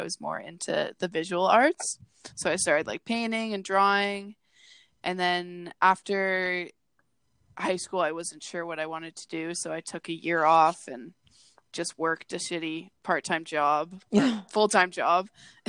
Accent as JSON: {"language": "English", "town": "Peterborough", "region": "Ontario", "country": "Canada", "tie": "born or raised there", "said": "So I grew up in Peterborough, Ontario. It's this small town a little bit northeast from Toronto."}